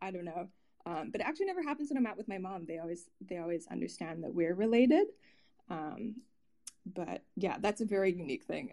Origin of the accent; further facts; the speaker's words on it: England, United Kingdom; there were more sheep than people in the village I grew up in England.